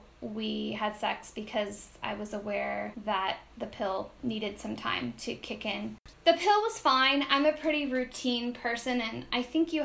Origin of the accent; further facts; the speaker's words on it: Redmond, Washington, United States; moved away as an adult; also born or lived in Seattle; now in Puerto Rico; I grew up in Redmond, which is where Microsoft was kind of born and started